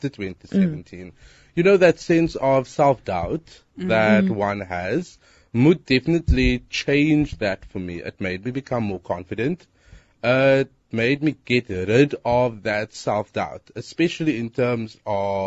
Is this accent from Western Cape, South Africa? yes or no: yes; Cape Town, Western Cape, South Africa; I'm from Hanover Park. I'm 23.